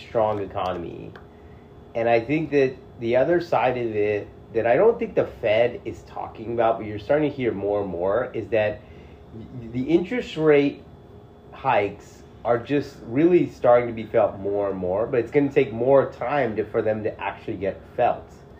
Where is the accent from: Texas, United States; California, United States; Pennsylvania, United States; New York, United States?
California, United States; Pasadena; where I come from, like Pasadena.